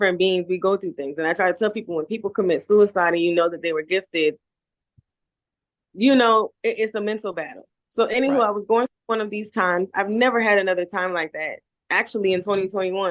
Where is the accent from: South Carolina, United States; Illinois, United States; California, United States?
South Carolina, United States; Charleston; also born or lived in Tennessee; now in Jamaica; I am from Charleston